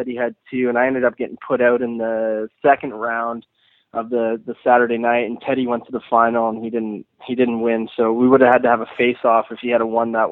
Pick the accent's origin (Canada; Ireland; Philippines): Canada; Nova Scotia; moved away as an adult; now in British Columbia, Canada; I'm from Nova Scotia, but I'm a BC Legend